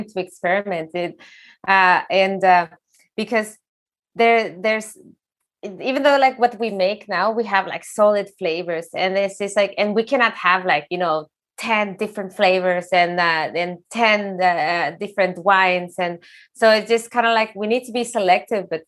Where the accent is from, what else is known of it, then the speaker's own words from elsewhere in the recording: Sonoran Desert, Mexico; now in Norway; I come from the desert, like I'm from Mexico, I'm from the Sonoran desert.